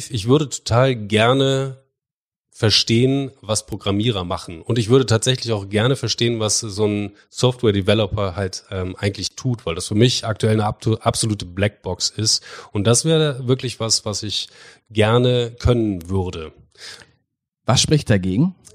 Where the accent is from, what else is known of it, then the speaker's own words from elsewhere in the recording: Bremen, Germany; Entschuldigung, nicht gebürtiger Bremer, ich bin Bremer